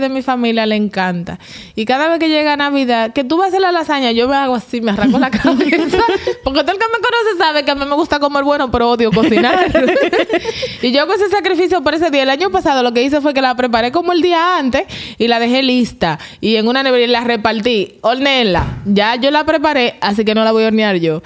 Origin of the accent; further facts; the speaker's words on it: Cristo Rey, Distrito Nacional, Dominican Republic; nosotros crecimos en Cristo Rey